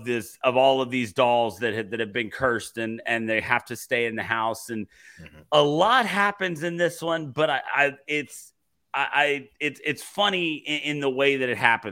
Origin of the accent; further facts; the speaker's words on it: Alabama, United States; And I'm from Alabama. I live amongst them.